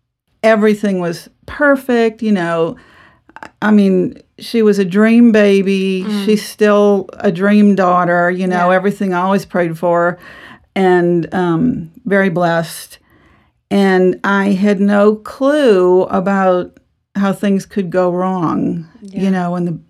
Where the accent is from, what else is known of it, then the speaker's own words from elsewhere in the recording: New Orleans, Louisiana, United States; also born or lived in Texas; I'm from New Orleans. We were from Louisiana. We ended up moving to Texas right after we married.